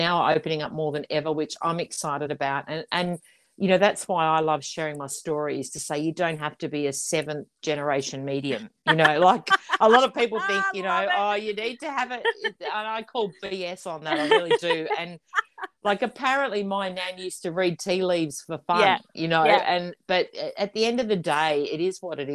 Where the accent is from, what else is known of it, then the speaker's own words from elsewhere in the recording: near Daylesford, Victoria, Australia; not far from my hometown